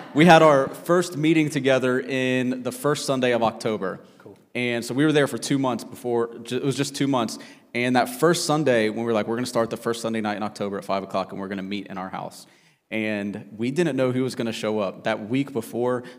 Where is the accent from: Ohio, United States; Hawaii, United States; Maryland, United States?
Ohio, United States; Cincinnati; moved away as an adult; also born or lived in South Carolina; We're originally from Cincinnati